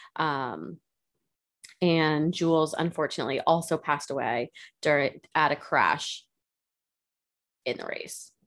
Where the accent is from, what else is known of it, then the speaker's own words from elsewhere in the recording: United States; I'm American